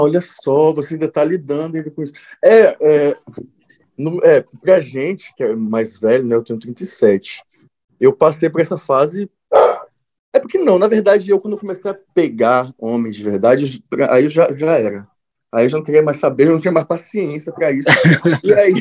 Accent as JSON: {"language": "Portuguese", "town": "Eunápolis", "region": "Bahia", "country": "Brazil", "tie": "born or raised there", "moved": "yes", "said": "sou baiano e, e foi, vivi a maior parte da minha vida na Bahia"}